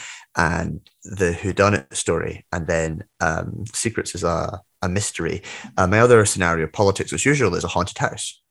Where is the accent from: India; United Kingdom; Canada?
United Kingdom; Scotland; also born or lived in Glen Tay; I'm Scottish, I live in Edinburgh